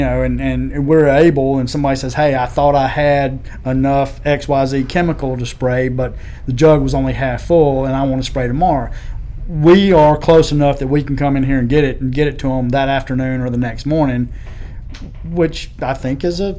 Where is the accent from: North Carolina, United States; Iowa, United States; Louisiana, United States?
North Carolina, United States; Burlington; I grew up in Burlington, North Carolina